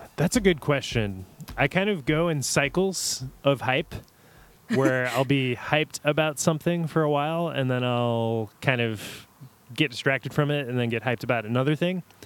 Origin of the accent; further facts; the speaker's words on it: Kenner, Louisiana, United States; moved away as an adult; born and raised in Kenner, Louisiana, which is suburb of New Orleans